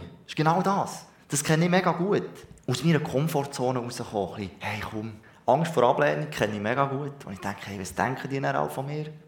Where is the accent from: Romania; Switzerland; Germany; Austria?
Switzerland; Ich bin Schweizer